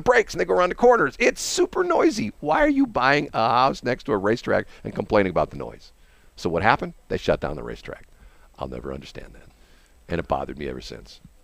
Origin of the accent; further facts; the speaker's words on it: Peculiar, Missouri, United States; I was born in Peculiar.